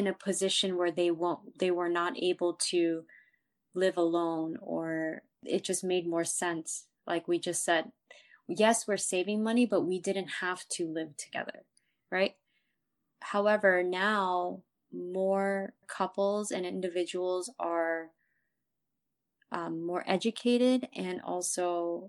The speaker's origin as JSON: {"language": "English", "country": "United States", "said": "I'm also an American"}